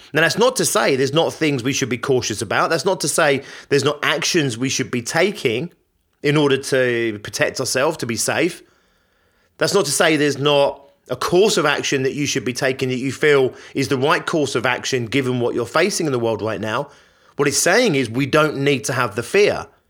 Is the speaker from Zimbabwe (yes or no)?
no; Richmond Park, London, United Kingdom; I grew up near Richmond Park